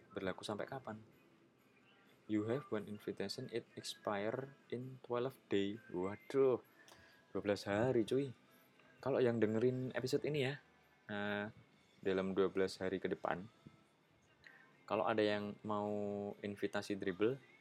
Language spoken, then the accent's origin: Indonesian; Yogyakarta, Special Region of Yogyakarta, Indonesia; Itu kampung di kota Jogja. Jadi benar-benar kota, nggak pedesaan. Nggak yang rumahnya jauh-jauh gitu, nggak